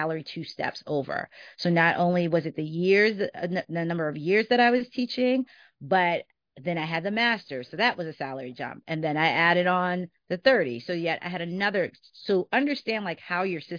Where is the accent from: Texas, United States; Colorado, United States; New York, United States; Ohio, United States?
New York, United States; New York City; moved away; I was from New York, and coming back to New York, like, I knew neighborhoods that I would be comfortable in because I grew up there